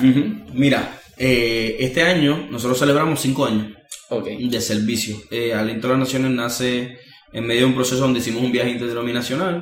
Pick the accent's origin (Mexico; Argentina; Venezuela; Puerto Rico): Puerto Rico; todo lo que nosotros somos como puertorriqueños